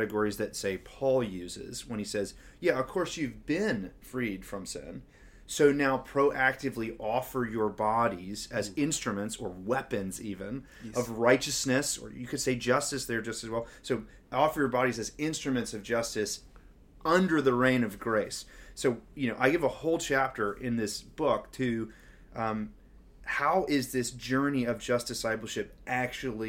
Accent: Memphis, Tennessee, United States; now in New Zealand; I'm from Memphis, a majority black city, arguably one of the cities with one of the worst racist legacies in the country.

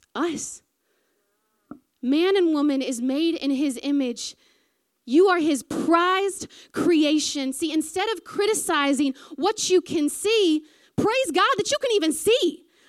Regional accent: American South, United States; accent: southern; moved away as an adult; now in New Zealand; sometimes when I get nervous is when I go real southern

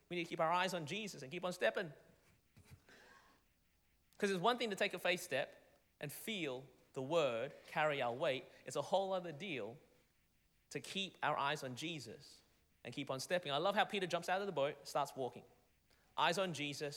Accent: Melbourne, Victoria, Australia; moved away as an adult; now in Anderson, United States; I was born and raised in Melbourne, Australia

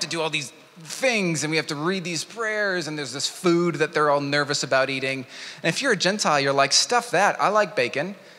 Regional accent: United States; moved away; my home country, America

